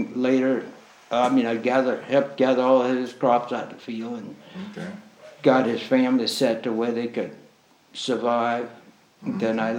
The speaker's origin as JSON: {"language": "English", "town": "Kingstree", "region": "South Carolina", "country": "United States", "tie": "born or raised there", "moved": "yes", "lives_now": "Hobe Sound, United States", "said": "my date of birth is 2-46-15. And I was born in South Carolina, in a little place called King Street, South Carolina."}